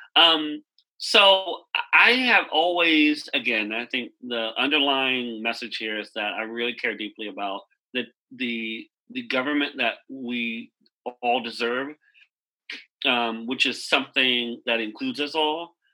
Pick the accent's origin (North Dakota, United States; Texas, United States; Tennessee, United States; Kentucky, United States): Texas, United States; Wichita Falls; now in Washington, DC, United States; I am from Wichita Falls, Texas